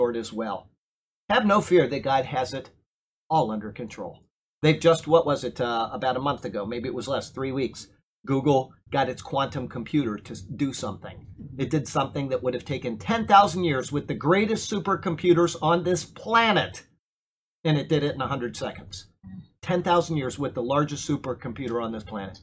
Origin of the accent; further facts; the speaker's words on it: Sarasota, Florida, United States; I was raised here in Sarasota, and I went to Philippi Shores Elementary School